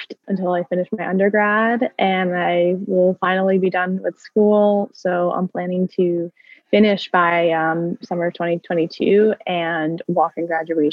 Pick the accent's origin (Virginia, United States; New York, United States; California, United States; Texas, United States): New York, United States; Westchester; also born or lived in North Carolina; I'm from Westchester